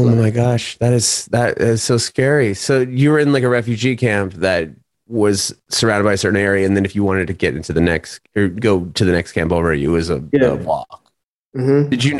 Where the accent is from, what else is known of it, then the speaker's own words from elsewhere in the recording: San Diego, California, United States; San Diego, which I was born and raised there along with my wife and kids.